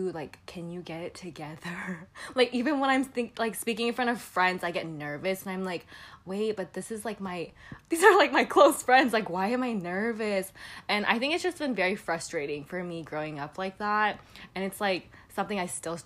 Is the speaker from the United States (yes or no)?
yes; United States; also born or lived in Busan, South Korea; I know I'm Korean American, but I think I'm very, very Americanized in the way I grew up